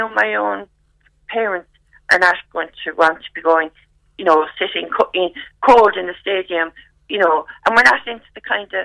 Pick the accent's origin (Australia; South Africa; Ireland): Ireland; Cork, Munster; also born or lived in Waterford; I'm Irish, I'm proud, I'm local, I'm Cork.